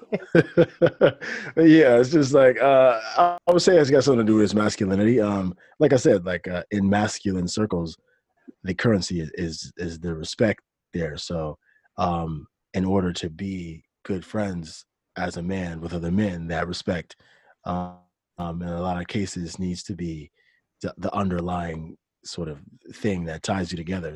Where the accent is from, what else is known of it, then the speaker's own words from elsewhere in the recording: Detroit, Michigan, United States; moved away as an adult; also born or lived in South Korea; I'm from Detroit, Michigan.